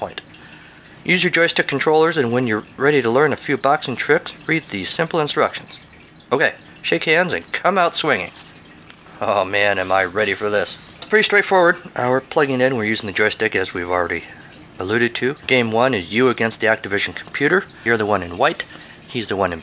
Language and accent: English; United States; as an American